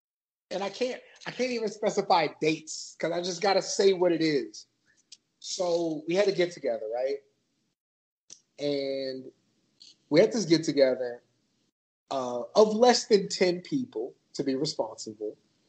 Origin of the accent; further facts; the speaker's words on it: Maryland, United States; born there; also born or lived in Wyoming; I was born on Andrews Air Force Base. That's where they park Air Force One. And my family was 15 minutes away out in the country.